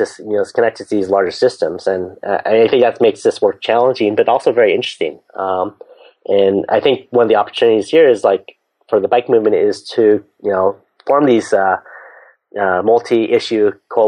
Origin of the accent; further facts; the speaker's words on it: San Francisco Bay Area, California, United States; I grew up in the San Francisco Bay Area, so I'm a big Golden State Warriors